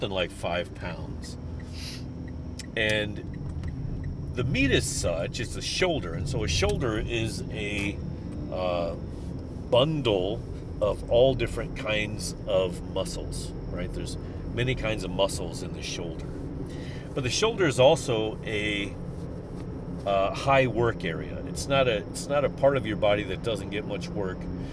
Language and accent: English; St. Louis, Missouri, United States; I'm from St. Louis